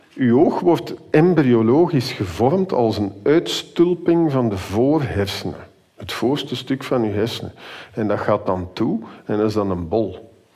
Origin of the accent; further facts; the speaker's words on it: Flanders, Belgium; wij zijn als Vlamingen